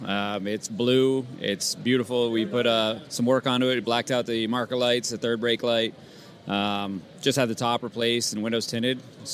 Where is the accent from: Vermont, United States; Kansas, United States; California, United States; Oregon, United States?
Vermont, United States; St. Albans; Right here in St. Albans.